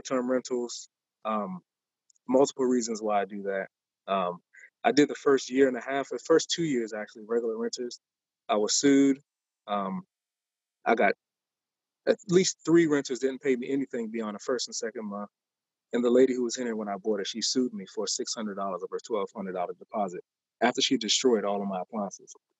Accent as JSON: {"language": "English", "region": "Maryland", "country": "United States", "also_born_or_lived": "Upper Marlboro, Maryland", "moved": "as an adult", "lives_now": "Washington, D.C., United States", "said": "I'm from Maryland, where we got like yards and people don't walk up to your house"}